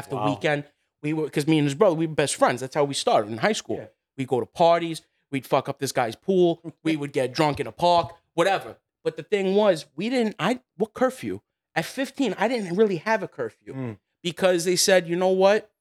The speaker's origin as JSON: {"language": "English", "town": "New York City", "region": "New York", "country": "United States", "tie": "born or raised there", "said": "I grew up over here in Queens where things weren't always that great"}